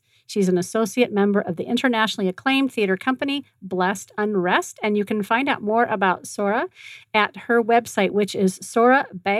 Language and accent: English; Belmont, California, United States; That's my hometown. I grew up in that area.